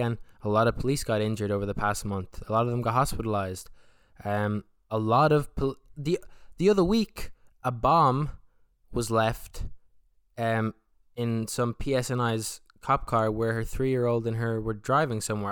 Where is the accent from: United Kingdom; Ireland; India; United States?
Ireland; I'm from Ireland, I'm from the South